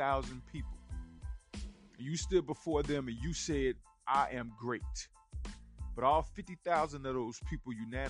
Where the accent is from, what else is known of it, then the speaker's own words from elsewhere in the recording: the South, United States; accent: country; I'm from the South, man. I get a little country with it